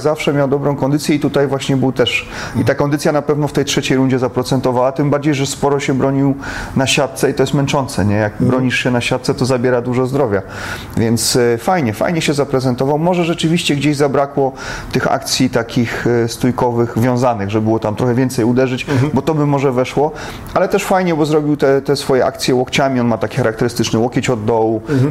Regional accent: Poland; my z Polski

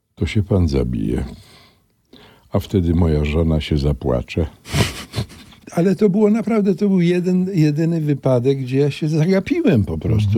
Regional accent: Kraków, Lesser Poland, Poland; moved away; also born or lived in Warsaw; na ulicy Staszica, brukowanej, bo ja mieszkałem na szlaku, róg Staszica. Tam jeszcze był skład węgla wtedy i wychowałem się na ulicy

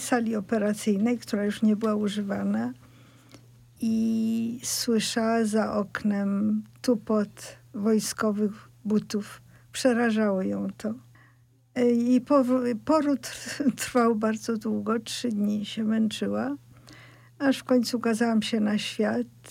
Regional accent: Poland; first language Polish; moved away as an adult; also born or lived in Russia; Urodziłam się w Polsce. Polska jest moim pierwszym językiem, pomimo tego, że swoje pierwsze lata spędziłam w Rosji, więc mówiłam po rosyjsku

